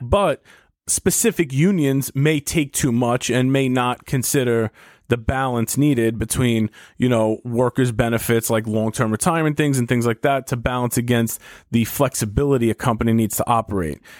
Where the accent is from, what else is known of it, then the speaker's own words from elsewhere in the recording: New York City, New York, United States; my hometown